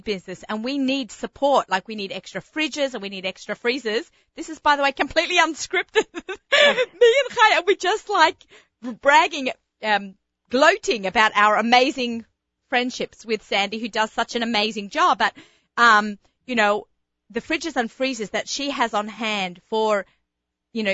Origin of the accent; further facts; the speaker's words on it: Australia; moved away as an adult; now in United States; growing up in Australia